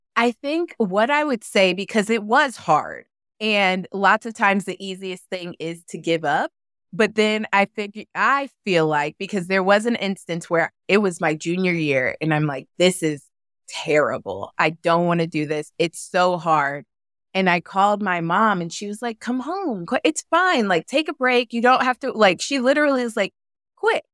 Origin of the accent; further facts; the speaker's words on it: Kansas City, United States; moved away as an adult; also born or lived in Missouri; now in Phoenix, United States; I grew up in Kansas City on the Missouri and the Kansas side, so I lived in both states